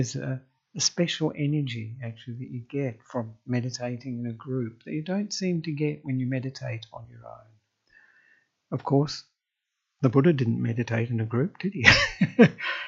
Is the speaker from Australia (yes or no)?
yes; Australia; moved away as an adult; now in Sri Lanka; I am an Australian monk who ordained with Ajahn Brahm in Western Australia